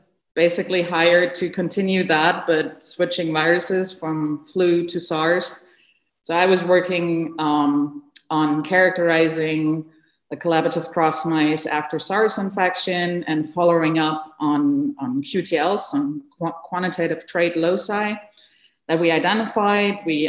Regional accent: Germany; moved away as an adult; also born or lived in North Carolina, United States; now in United States; I'm originally from Germany. And I came to the US in 2016 to join Ralph Barrick's lab at UNC as a postdoc.

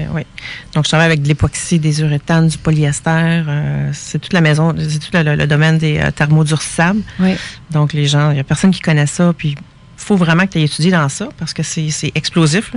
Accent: Quebec, Canada; Je suis québécoise

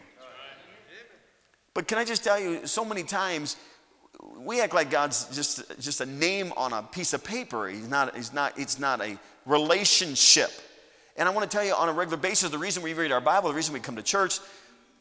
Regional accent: United States; I'm an American.

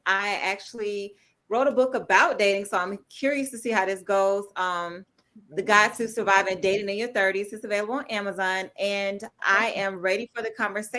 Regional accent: Atlanta, Georgia, United States; I'm from Atlanta

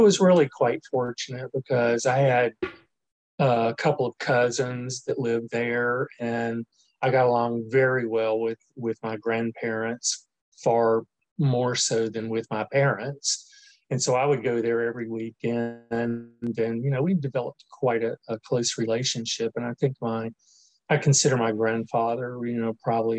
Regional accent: New Orleans, Louisiana, United States; moved away; also born or lived in Mobile, Alabama / Marion, Alabama; I was actually born and raised in New Orleans

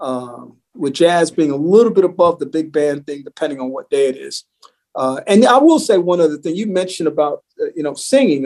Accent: New York City, New York, United States; I grew up in New York City

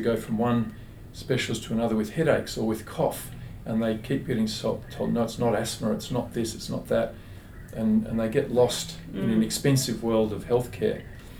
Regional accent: Perth, Western Australia, Australia; also born or lived in Melbourne; now in Sydney, Australia; And I was born in Melbourne, did high school in Perth, came to Sydney for uni. So I'm a bit of an Australian hybrid.

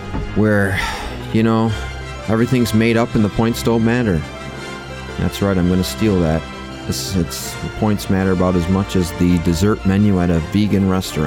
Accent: Fruitport, Michigan, United States; And I'm from Fruitport.

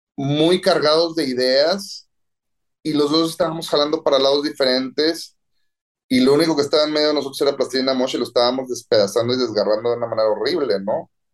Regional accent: Monterrey, Nuevo León, Mexico; regreso a Monterrey a casa de mis papás

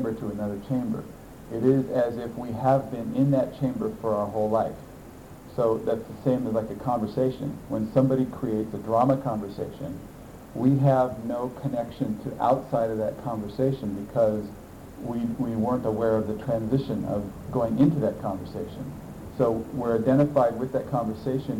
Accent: United States; I'm an American

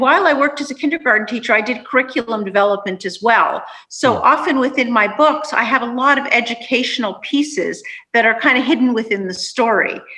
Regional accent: Canada; also born or lived in Budapest, Hungary; my parents came to Canada when I was about 2.

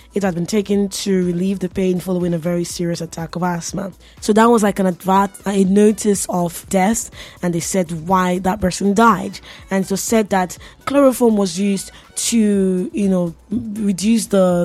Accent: Nigeria; I'm Nigerian

